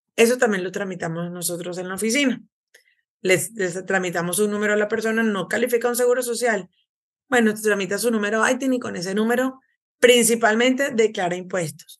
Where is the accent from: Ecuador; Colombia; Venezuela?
Venezuela; moved away as an adult; now in United States; soy de Venezuela